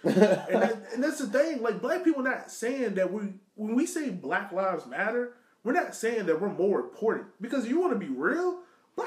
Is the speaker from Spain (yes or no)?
no; Richmond, Virginia, United States; growing up in Southside Richmond